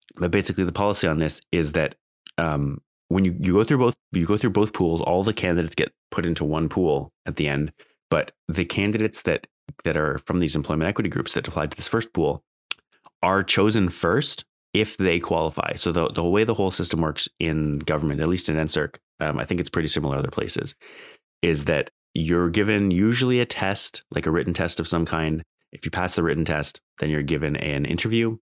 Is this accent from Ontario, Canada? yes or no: no; Alberta, Canada; I grew up in Alberta